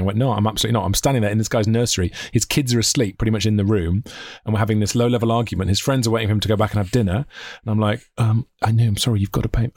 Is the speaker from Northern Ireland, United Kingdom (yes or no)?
no; Welsh, Wales, United Kingdom; being Welsh